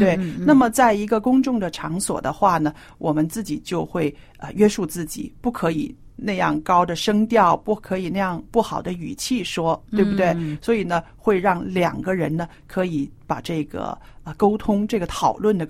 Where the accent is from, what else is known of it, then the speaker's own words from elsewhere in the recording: China; 我觉得啊，这方面呢，我们中国人是特别要注意的。